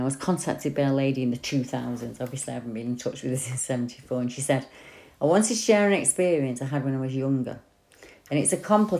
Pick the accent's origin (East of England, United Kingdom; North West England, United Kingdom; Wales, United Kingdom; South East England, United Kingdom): North West England, United Kingdom; St Helens; I grew up in St. Helens, and I'm still in St. Helens now.